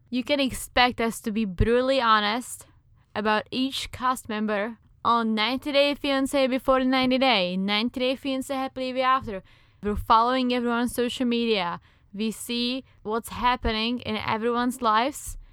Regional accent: Czechia; accent: Czech; English is a second language; now in United States; I am indeed from the Czech Republic

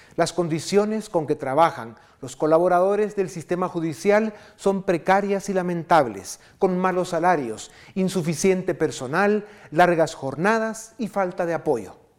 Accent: Guatemala

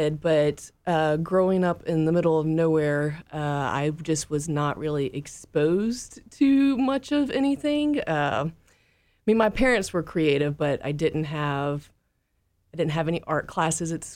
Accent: Mississippi Delta, United States; moved away; also born or lived in Portland, Oregon / Chattanooga, Tennessee; I'm originally from the Mississippi Delta

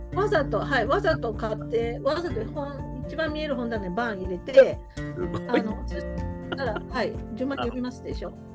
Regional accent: Osaka, Japan; accent: Osaka dialect; 私あの大阪弁

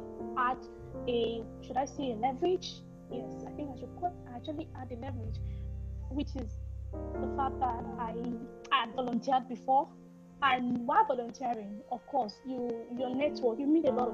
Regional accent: Nigeria

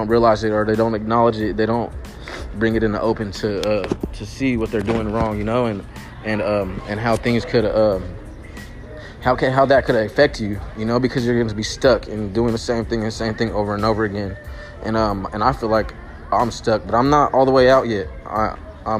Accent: Sacramento, California, United States; I'm from South Sacramento, Oak Park, right in Midtown. My neighborhood is Oak Park

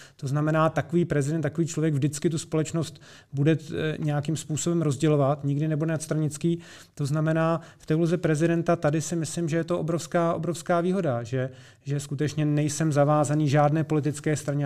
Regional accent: Česká Lípa, Liberec Region, Czechia; já jsem rodák z České Lípy

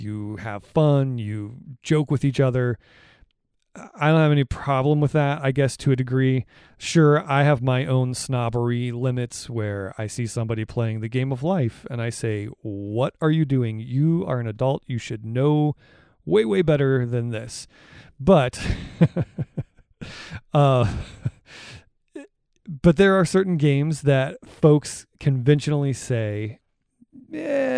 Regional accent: Cleveland, Ohio, United States; I'm from the Cleveland area

